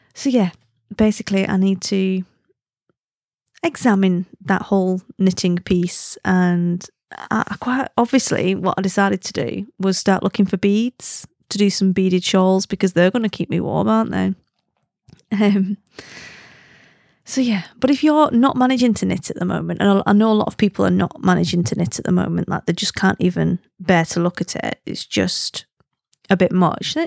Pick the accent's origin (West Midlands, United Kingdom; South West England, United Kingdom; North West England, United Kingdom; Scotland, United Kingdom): North West England, United Kingdom; Wigan; accent: Wigan; I am Lancastrian